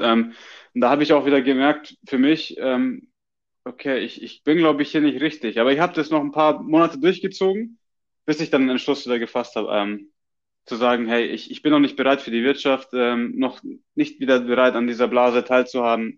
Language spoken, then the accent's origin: German; Germany; now in Australia; als Deutscher